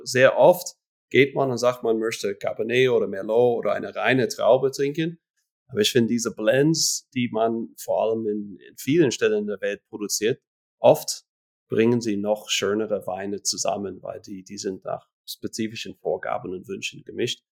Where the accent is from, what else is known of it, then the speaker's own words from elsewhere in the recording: Florida, United States; moved away as an adult; now in Switzerland; ich stamme eigentlich aus den USA, aus Florida, mhm. ähm, bin aber seit 2005